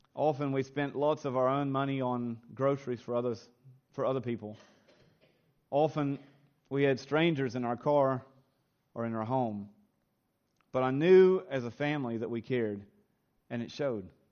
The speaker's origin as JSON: {"language": "English", "region": "Kentucky", "country": "United States", "tie": "born or raised there", "moved": "as an adult", "lives_now": "Australia", "said": "I was raised on a, a small little farm in a simple little town in the hills of Kentucky, in the good old U.S. of A."}